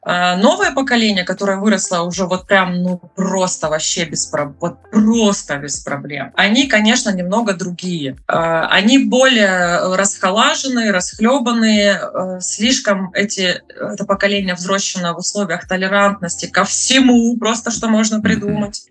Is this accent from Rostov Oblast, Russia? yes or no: no; Krasnodar Krai, Russia; moved away as an adult; now in Trondheim, Norway; Я с Кубани.